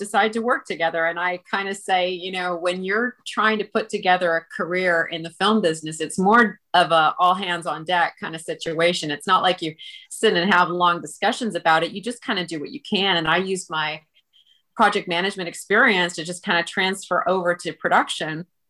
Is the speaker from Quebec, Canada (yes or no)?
no; Vancouver, British Columbia, Canada; moved away as an adult; now in Los Angeles, United States; I'm from Vancouver, the West Coast